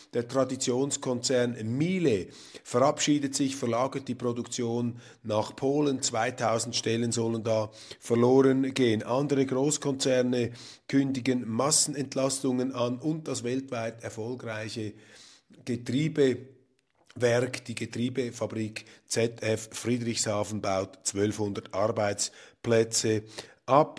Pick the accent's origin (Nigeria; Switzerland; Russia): Switzerland; als Schweizer